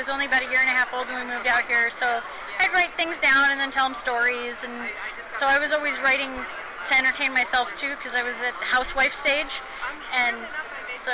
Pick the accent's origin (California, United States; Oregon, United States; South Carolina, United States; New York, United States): New York, United States; Whitesboro; moved away as an adult; now in Phoenix, United States; I'm from New York, they immediately think I'm from the city. And that was not the case when I was growing up